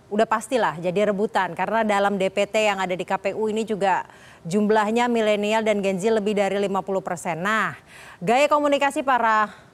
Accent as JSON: {"language": "Indonesian", "region": "West Java", "country": "Indonesia", "said": "khususnya saya dari Jawa Barat di daerah Jawa Barat yang paling ujung itu banyak banget potensinya"}